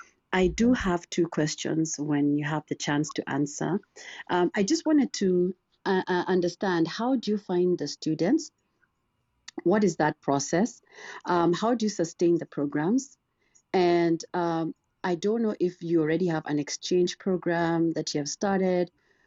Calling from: Missouri, United States; I'm calling in from Missouri.

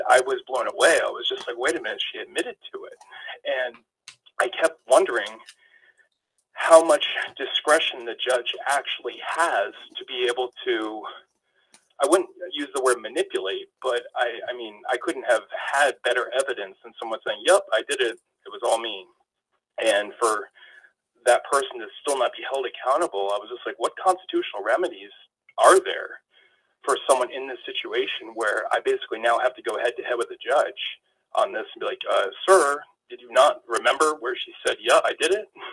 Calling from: New Hampshire, United States; I'm calling from New Hampshire.

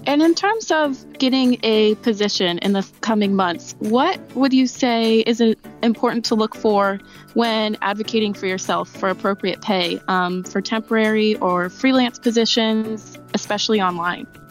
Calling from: Los Angeles, California, United States; I'm calling from Los Angeles, California.

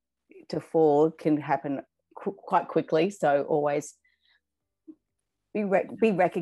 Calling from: Sydney, New South Wales, Australia; I'm calling from Sydney, Australia.

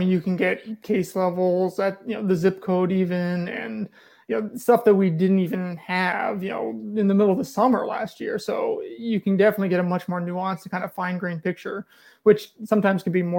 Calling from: Indiana, United States; I'm calling from Indiana, and specifically Northwest Indiana, just outside of Chicago.

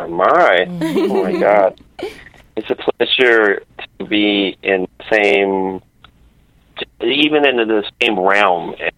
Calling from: Illinois, United States; I'm calling from Illinois.

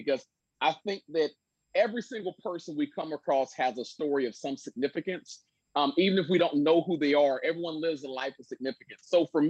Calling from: Cincinnati, Ohio, United States; I'm calling in from Cincinnati, Ohio.

